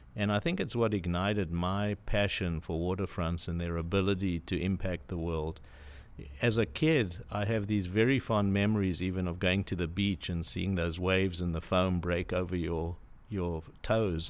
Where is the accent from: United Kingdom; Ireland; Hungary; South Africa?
South Africa; moved away as an adult; also born or lived in Cape Town; now in San Diego, United States; I was born in South Africa originally